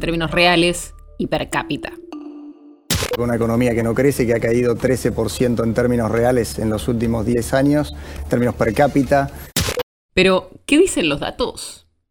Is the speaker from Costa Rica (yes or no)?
no; Argentina; Somos bastantes más argentinos